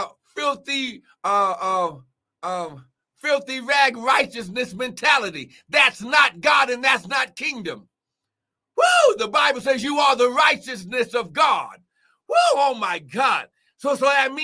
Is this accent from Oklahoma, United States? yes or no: no; Cincinnati, Ohio, United States; I'm from Cincinnati